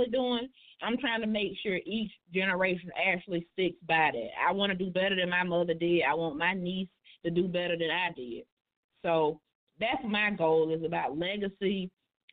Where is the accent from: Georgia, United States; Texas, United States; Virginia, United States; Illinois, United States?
Georgia, United States; Macon; moved away; I don't live in Macon anymore, but hell, I was born in Macon. My sweat and tears is from Macon